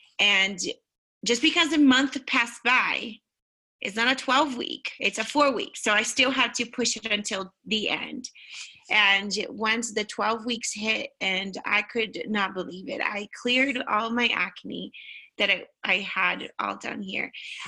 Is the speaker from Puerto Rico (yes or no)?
no; Brazil; now in United States; I am from Brazil, but for heaven's sakes, I hate vegetables.